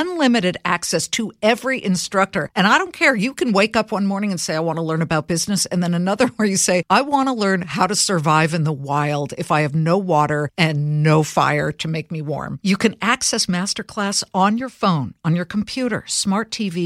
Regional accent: Los Angeles, California, United States; my hometown of Los Angeles

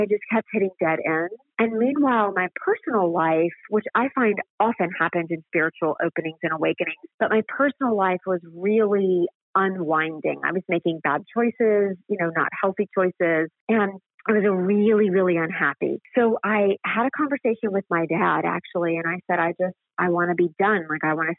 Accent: the South, United States; I was raised in the South, so it's Bible Belt and Baptist

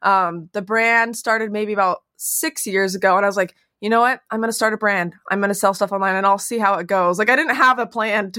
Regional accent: Utah, United States; now in Phoenix, United States; I grew up in Utah. And when I moved here

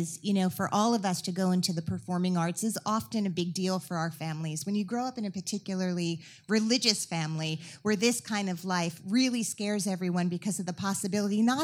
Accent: New Jersey, United States; I grew up in New Jersey

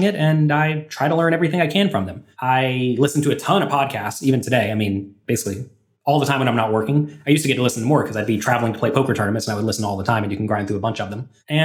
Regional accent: United States; I'm an American poker player

